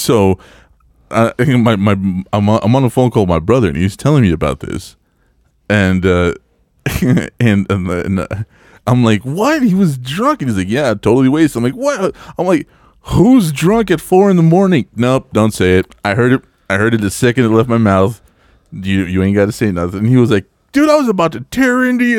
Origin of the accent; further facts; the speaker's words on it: El Paso, Texas, United States; moved away; my hometown of El Paso